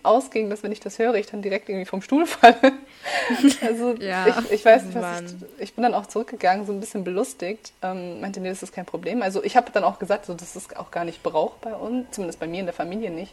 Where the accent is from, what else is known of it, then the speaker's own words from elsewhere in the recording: suburb of Munich, Bavaria, Germany; first language Farsi; German is a second language; moved away as an adult; now in Heidelberg, Germany; geboren in München und dann mhm. zur ersten Klasse sind wir aber ein bisschen außerhalb von München gezogen